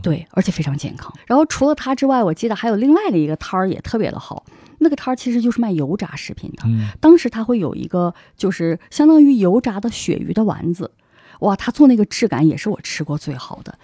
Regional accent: Harbin, Heilongjiang, China; moved away as an adult; also born or lived in Barcelona, Spain; 我们都是哈尔滨人

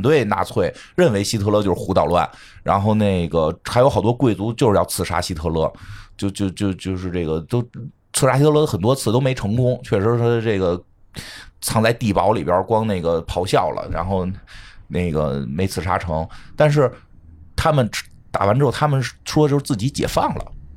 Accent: northern China, China; 作为北方人

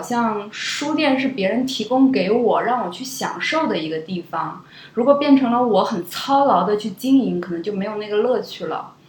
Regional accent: a small town in the far west of Xinjiang, China; now in Beijing, China; 我小时候是在一个特别偏远的 就新疆最西边的一个小城长大的

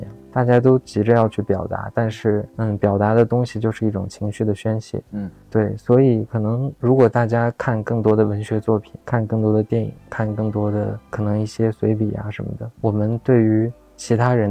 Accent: Xining, Qinghai, China; 那时候西宁的街头真的是这样的，你可能放了学就有人堵在门口，就说要干架。我小时候在上小学的时候

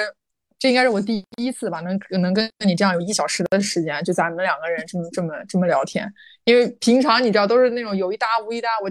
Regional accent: Xinjiang, China; 重点是让你认识了我来自新疆，我是谁？

